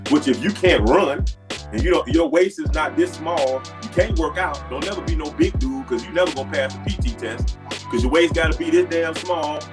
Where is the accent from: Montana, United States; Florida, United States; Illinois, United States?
Florida, United States; Miami; moved away as an adult; when I was growing up in Miami